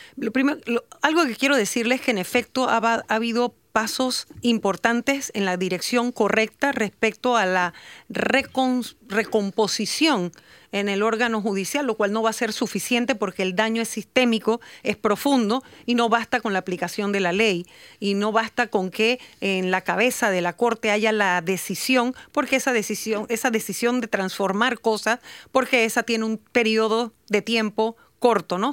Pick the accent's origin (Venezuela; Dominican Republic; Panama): Panama; nosotros como Estado panameño